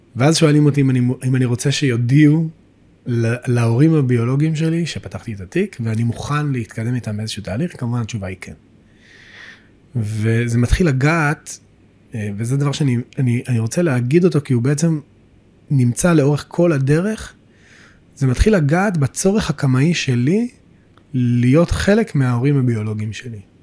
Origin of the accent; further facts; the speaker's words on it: Beit El, West Bank, Israel; also born or lived in Jerusalem; גדלתי בבית אל.